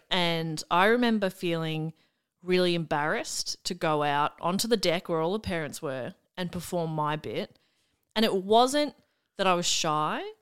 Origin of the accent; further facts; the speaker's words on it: Melbourne, Victoria, Australia; I grew up in the mean streets of Wanturna South and then Mount Waverley, the southeastern suburbs of Melbourne